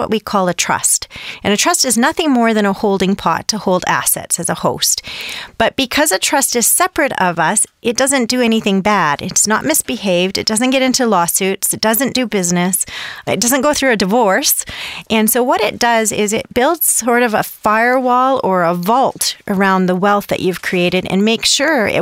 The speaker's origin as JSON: {"language": "English", "country": "Canada"}